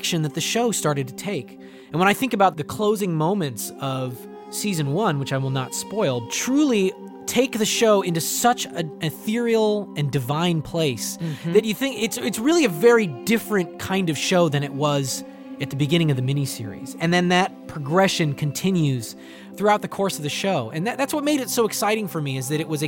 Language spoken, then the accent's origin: English; Bellingham, Washington, United States; my hometown of Bellingham, Washington